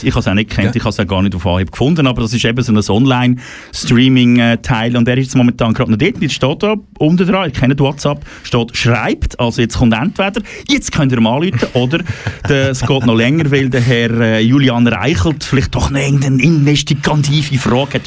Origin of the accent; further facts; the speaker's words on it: Switzerland; bei uns in der Schweiz